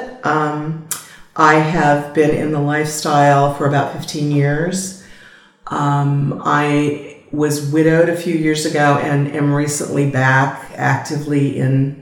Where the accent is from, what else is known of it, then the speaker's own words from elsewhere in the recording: South Carolina, United States; I'm from South Carolina